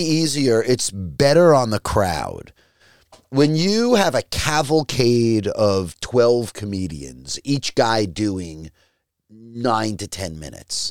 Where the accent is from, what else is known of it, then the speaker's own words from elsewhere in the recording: Long Island, New York, United States; moved away; my town on Long Island where I grew up